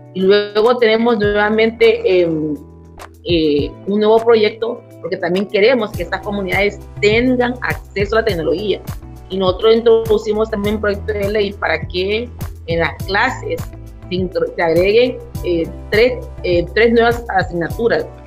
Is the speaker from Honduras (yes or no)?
yes; Santa Rosa de Aguán, Colón, Honduras; yo nací en Santa Rosa de Aguán, en la comunidad garífuna, hoy por hoy más pobre de nuestro país